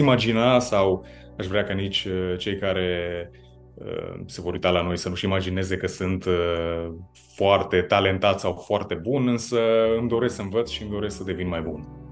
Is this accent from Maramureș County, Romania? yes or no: yes; Baia Mare, Maramureș County, Romania; moved away as an adult; also born or lived in Copenhagen, Denmark; eu eu sunt din Baia Mare și sunt cumva de la marginea orașului, nici măcar din centru